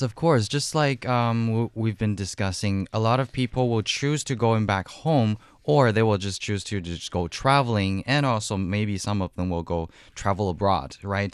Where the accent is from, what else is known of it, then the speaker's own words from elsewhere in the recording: Wuxi, Jiangsu, China; moved away; my hometown in Wuxi, uh, Jiangsu province